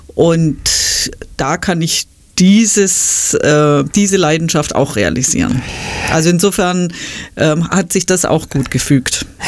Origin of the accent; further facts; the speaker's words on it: Stuttgart, Baden-Württemberg, Germany; moved away as an adult; also born or lived in Ludwigsburg; now in Schwäbisch Hall, Germany; ich bin ja Stuttgarterin